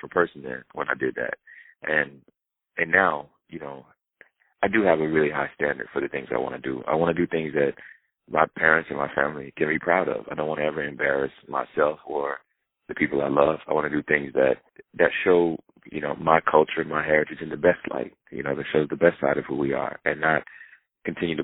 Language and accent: English; the South, United States; where I grew up in the South